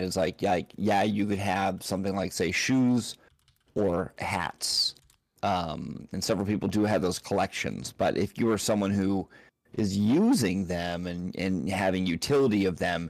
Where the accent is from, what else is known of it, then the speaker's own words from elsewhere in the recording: United States; I'm so American centric